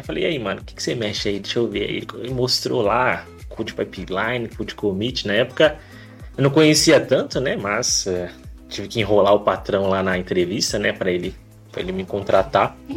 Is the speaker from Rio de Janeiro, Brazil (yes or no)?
no; Osasco, São Paulo, Brazil; now in Sorocaba, Brazil; Cresci em Osasco, {S0} né? Ali {S1} no bairro Pestana